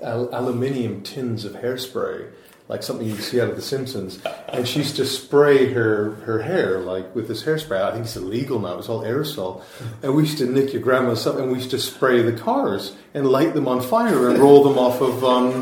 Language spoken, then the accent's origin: English; Vancouver, British Columbia, Canada; I grew up in Canada, so it's I grew up in Vancouver